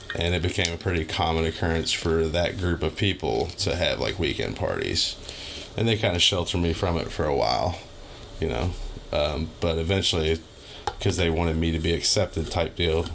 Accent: Louisville, Kentucky, United States; I've been in Louisville, Kentucky, my whole life, pretty much the J Town, Fern Creek, Hikes Point area. I've had like two houses growing up

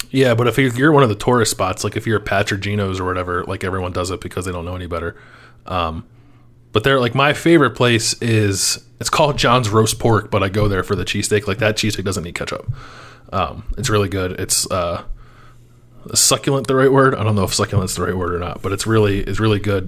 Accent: Philadelphia, Pennsylvania, United States; I'm from Philadelphia

